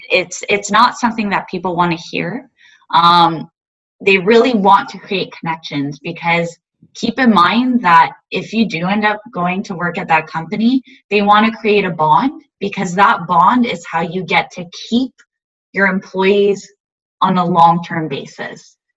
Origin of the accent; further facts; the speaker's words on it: Montreal, Quebec, Canada; now in Ottawa, Canada; I was born and raised in Montreal